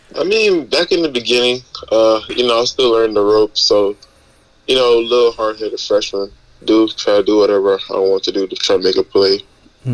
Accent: North Miami, Florida, United States; I grew up in north miami I was born in Florida

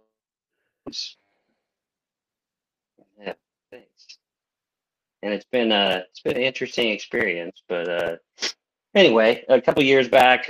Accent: Cheyenne, Wyoming, United States; also born or lived in England / Montana / Del Rio, Texas; I was born in Cheyenne, and then we moved to England, and then we moved to Montana, and then we moved from Montana to Del Rio, Texas, and I moved from Del Rio, Texas back to Cheyenne, graduated from high school in Cheyenne

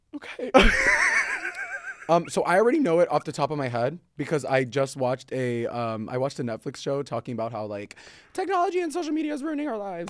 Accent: Florida, United States; I'm from Florida

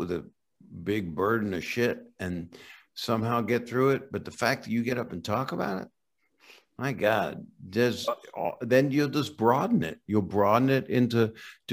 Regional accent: Philadelphia, Pennsylvania, United States; moved away as an adult; now in Los Angeles, United States; I lived at home. And then when I got out of college, I moved to LA from Philadelphia

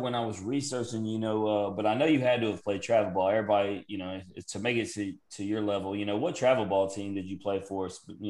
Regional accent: Memphis, Tennessee, United States; moved away as an adult; also born or lived in San Diego, California; I joined the military and I picked San Diego, California to get as far away from Memphis, Tennessee as I could.

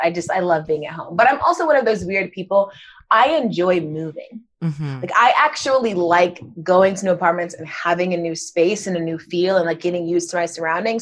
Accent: Gwinnett County, Georgia, United States; I grew up in Gwinnett County, Georgia

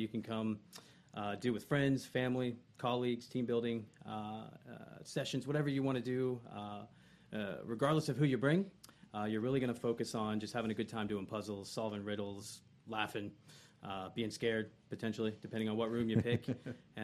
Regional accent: Ocala, Florida, United States; born or raised there; also born or lived in Gainesville, Florida

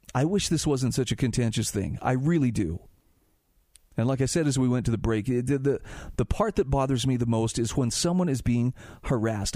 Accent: Utah, United States; my home state of Utah

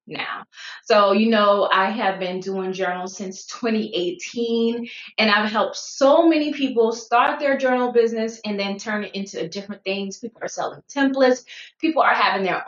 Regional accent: South Carolina, United States; moved away as an adult; also born or lived in Fort Lee, Virginia / Fort Drum, New York / Odenton, Virginia / Woodbridge, Virginia; So I was born and raised in South Carolina, stayed there for 18 years.

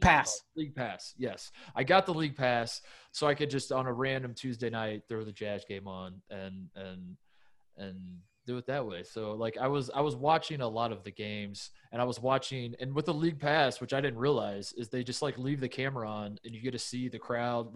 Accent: Indianapolis, Indiana, United States; moved away as an adult; also born or lived in Ohio; now in Los Angeles, United States; I grew up in Indianapolis

